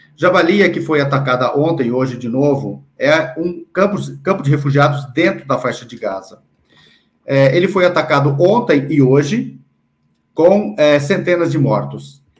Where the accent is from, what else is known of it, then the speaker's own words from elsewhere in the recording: Brazil; Eu que sou brasileiro palestino